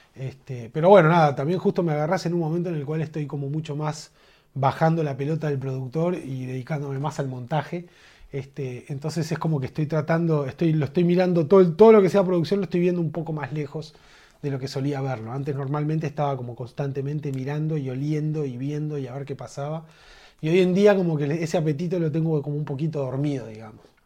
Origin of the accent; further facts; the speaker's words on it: Uruguay; En Uruguay estamos limitados